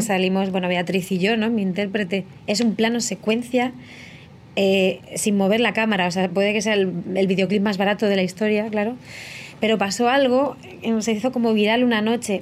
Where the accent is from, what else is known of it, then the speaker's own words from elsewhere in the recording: Letur, Castilla-La Mancha, Spain; moved away as an adult; also born or lived in Albacete / Murcia / Madrid; soy nacida en Albacete, criada en un pueblo muy pequeño que se llama Letur, que está en la sierra del Segura